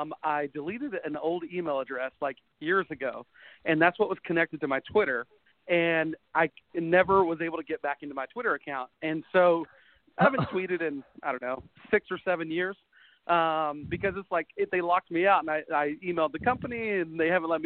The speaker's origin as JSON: {"language": "English", "region": "Texas", "country": "United States", "tie": "born or raised there", "moved": "yes"}